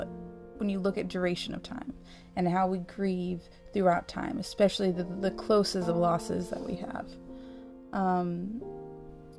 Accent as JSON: {"language": "English", "country": "United States", "moved": "as an adult", "said": "I've come back to a country, my homeland"}